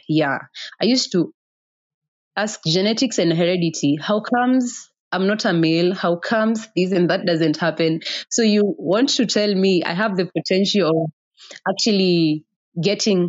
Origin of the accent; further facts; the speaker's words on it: Othaya, Nyeri County, Kenya; Growing up in Othaya, actually, I studied up in Othaya Girls.